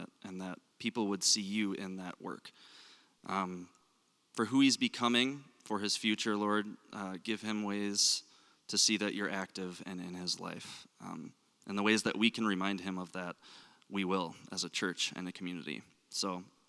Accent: Minnesota, United States; accent: Minnesota; My Minnesota accent

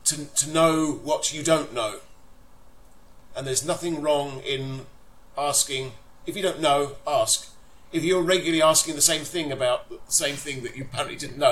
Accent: London, United Kingdom; now in Folkestone, United Kingdom; I live in Folkestone, but I consider myself still bizarrely to be from North London.

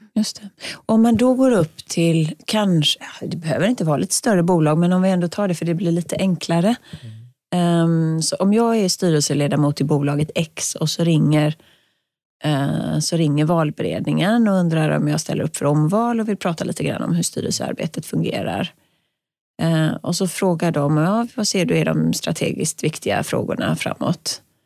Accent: Sweden; för mig som svensk

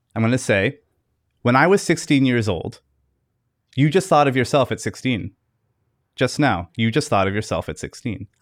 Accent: Fredericton, New Brunswick, Canada; I'm from Fredericton, New Brunswick, Canada

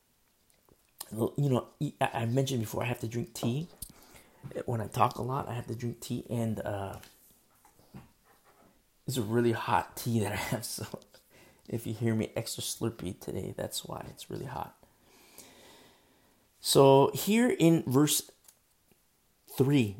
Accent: United States; I'm American

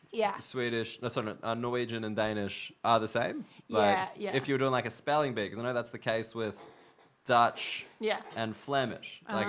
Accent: Australia; Oh, as an Australian, I feel very.

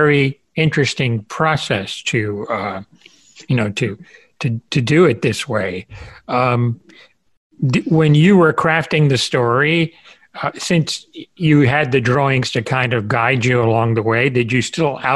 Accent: Cuba; I'm Cuban

